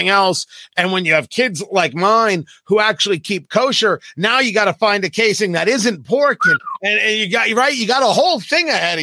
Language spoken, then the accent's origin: English; New Jersey, United States; also born or lived in Brooklyn, New York; And I grew up in Jersey, born in Brooklyn, grew up in Jersey.